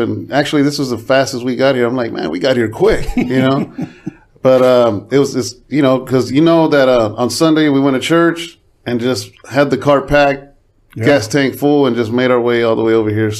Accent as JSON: {"language": "English", "town": "Tracy", "region": "California", "country": "United States", "tie": "born or raised there", "lives_now": "Stockton, United States", "said": "I was born and raised in Tracy."}